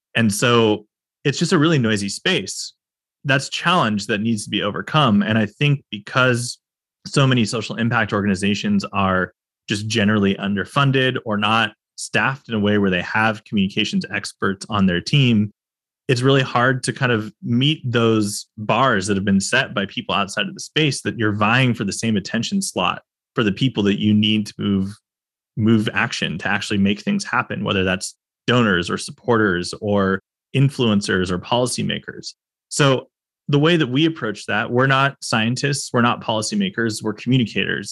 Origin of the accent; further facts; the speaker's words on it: California, United States; as a Californian